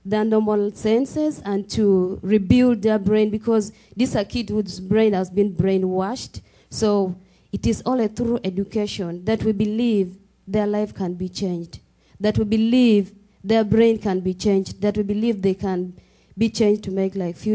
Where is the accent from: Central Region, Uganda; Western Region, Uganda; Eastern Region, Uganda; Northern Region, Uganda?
Northern Region, Uganda; Gulu; I come from Uganda, East Africa, specifically in Gulu, northern Uganda, is in the northern part of the country